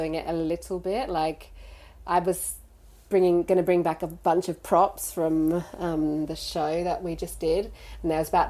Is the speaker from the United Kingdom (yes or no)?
yes; London, United Kingdom; I was born in London, but I was registered as an Australian born overseas.